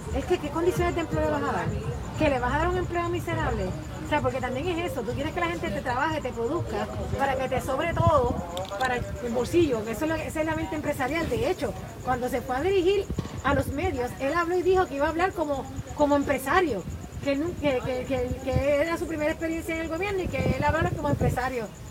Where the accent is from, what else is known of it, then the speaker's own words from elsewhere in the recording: Puerto Rico; los puertorriqueños